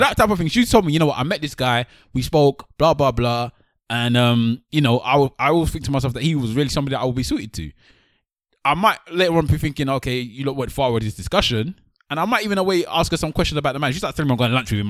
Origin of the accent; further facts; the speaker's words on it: Nigeria; as a Nigerian, we brought up in a Nigerian home